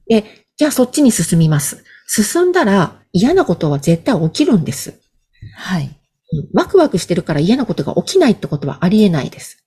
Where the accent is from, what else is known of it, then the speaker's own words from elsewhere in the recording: Hokkaido, Japan; moved away as an adult; 北海道の田舎から出てきた